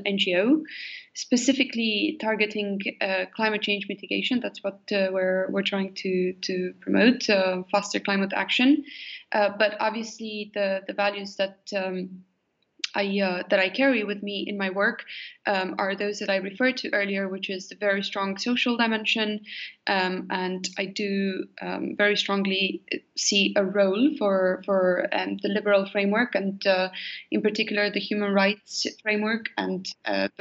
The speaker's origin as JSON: {"language": "English", "country": "Romania", "tie": "born or raised there", "also_born_or_lived": "United States", "moved": "as an adult", "said": "I was born in Romania"}